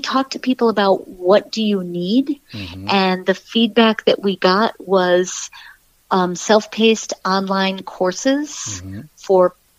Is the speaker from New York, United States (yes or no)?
yes; New York, United States; I'm a New Yorker